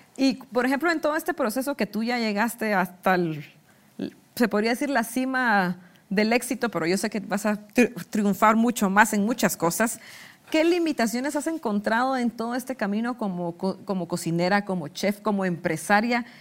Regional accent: Guatemala; los guatemaltecos no vivimos estas tradiciones tan lindas

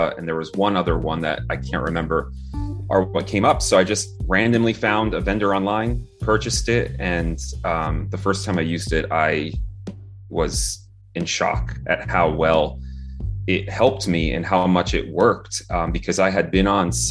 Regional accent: New Jersey, United States; I was born and raised in New Jersey

